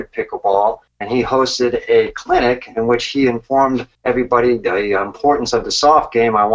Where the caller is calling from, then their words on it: Largo, Florida, United States; Uh, Largo, Florida outside of Tampa.